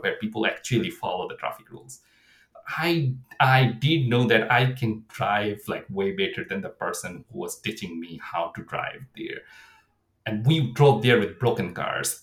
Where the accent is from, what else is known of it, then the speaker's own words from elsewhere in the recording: Bangladesh; moved away as an adult; also born or lived in United States; now in Canada; I'm coming from Bangladesh. So my education was in US.